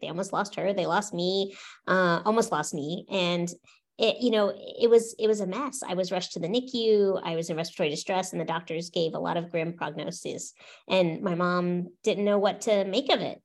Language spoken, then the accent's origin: English; Orlando, Florida, United States; also born or lived in St. Petersburg, Florida; I grew up in Florida